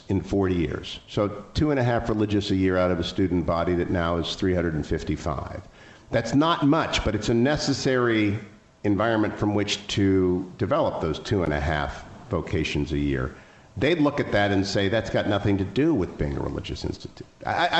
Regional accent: Ohio, United States; I am from Ohio

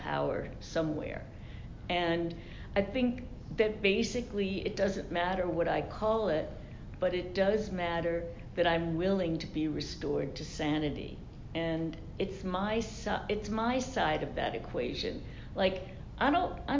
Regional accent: New York, United States; I'm from New York

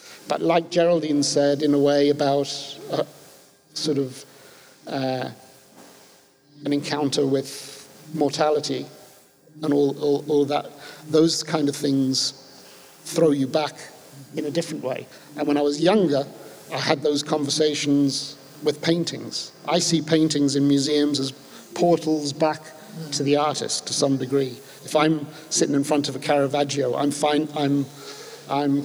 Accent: London, United Kingdom; moved away as an adult; also born or lived in west of Ireland; now in Ireland; I grew up in London and moved to Ireland in 1984 when I left finishing my education

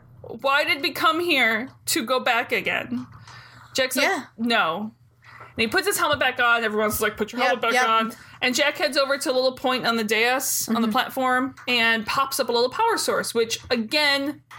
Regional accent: Canada; And I grew up basically in Canada almost.

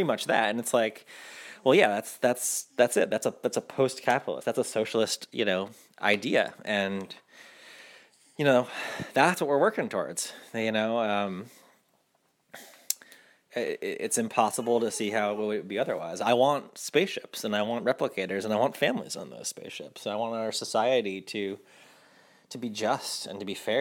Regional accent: Rhode Island, United States; also born or lived in New York; now in Louisiana, United States; I'm from Rhode Island originally, and my family's from, most of my family's from New York.

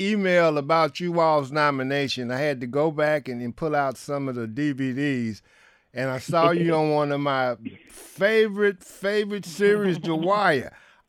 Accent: Detroit, Michigan, United States; You're in my hometown.

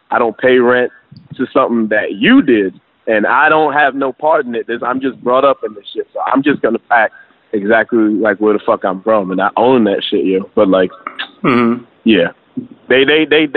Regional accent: United States; I'm the only person from my family born in America

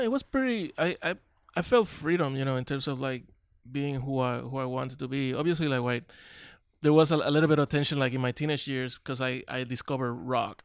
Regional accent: Carolina, Puerto Rico; moved away as an adult; also born or lived in Long Beach; now in Dallas, United States; we grew up in Carolina

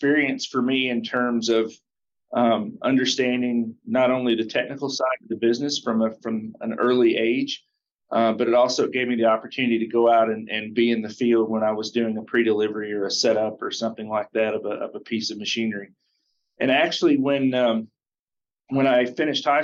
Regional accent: Russellville, Kentucky, United States; moved away as an adult; also born or lived in Kansas City / Atlanta / Iowa / Minneapolis; a dealership in my hometown, Russellville, Kentucky

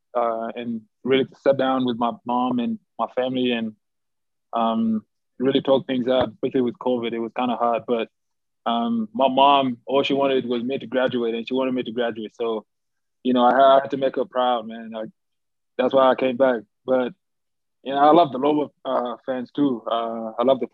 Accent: Australia; moved away as an adult; growing up in Australia, high school, like playing basketball

